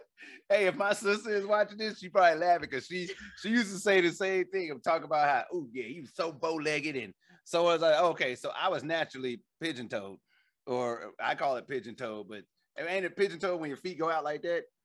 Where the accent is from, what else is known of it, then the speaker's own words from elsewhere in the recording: Illinois, United States; I grew up in Illinois